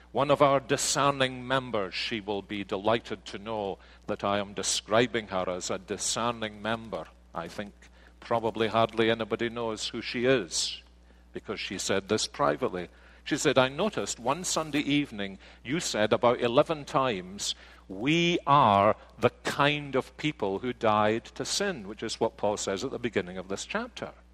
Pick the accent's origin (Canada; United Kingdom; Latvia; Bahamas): United Kingdom; Scotland; now in United States; But I am a Scotsman